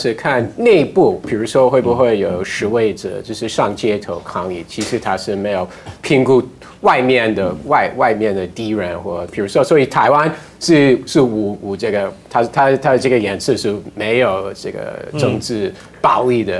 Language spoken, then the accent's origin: Chinese; United States; 我身为美国人